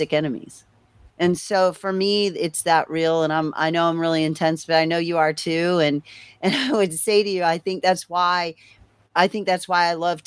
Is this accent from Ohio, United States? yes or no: yes; Cincinnati, Ohio, United States; I'm from Cincinnati or in the Cincinnati region